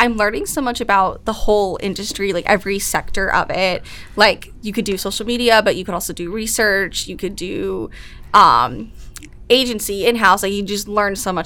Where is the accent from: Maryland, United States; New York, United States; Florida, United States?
New York, United States; Long Island; moved away as an adult; I'm from Long Island originally